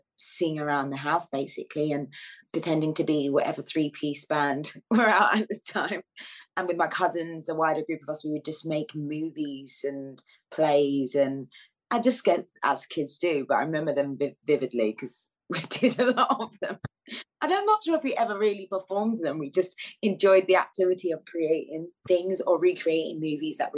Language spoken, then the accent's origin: English; Croydon, London, United Kingdom; I was born and raised in Croydon